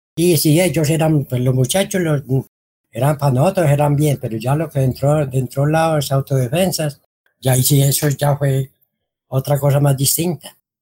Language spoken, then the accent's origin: Spanish; El Carmen de Viboral, Antioquia, Colombia; moved away as an adult; Nosotros somos del Carmen, fuimos desplazados de la vereda de la Florida